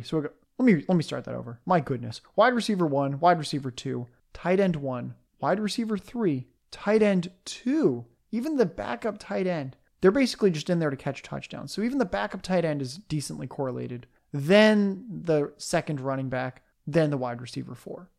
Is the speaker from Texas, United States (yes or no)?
no; San Diego, California, United States; moved away; I'm a displaced San Diego Chargers fan who's a sucker and owns a Justin Herbert jersey and is still rooting for the team that left my hometown